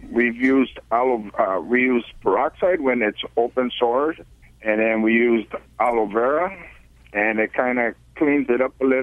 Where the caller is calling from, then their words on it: Azusa, California, United States; Uh, Azusa, California.